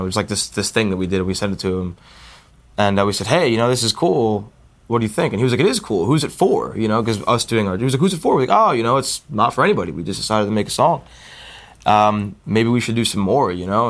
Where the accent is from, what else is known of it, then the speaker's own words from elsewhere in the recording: New Jersey, United States; we're all from New Jersey